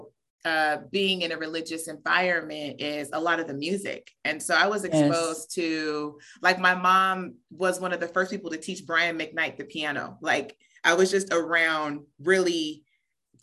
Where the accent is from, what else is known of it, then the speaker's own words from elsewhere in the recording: Southern California, United States; also born or lived in Orlando, Florida; I was born in Florida, raised in Southern California